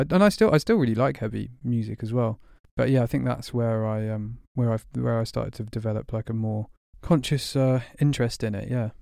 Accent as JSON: {"language": "English", "town": "Burgess Hill", "region": "South East England", "country": "United Kingdom", "tie": "born or raised there", "also_born_or_lived": "Berlin, Germany", "moved": "as an adult", "lives_now": "London, United Kingdom", "said": "moved to Burgess Hill in West Sussex when I was six, and then kinda grew up there"}